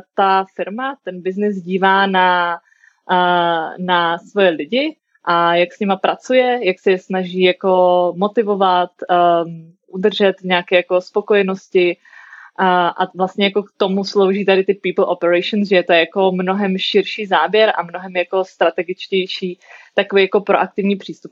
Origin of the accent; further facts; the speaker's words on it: Brno, South Moravian Region, Czechia; moved away as an adult; also born or lived in United States; now in Prague, Czechia; jsem z Brna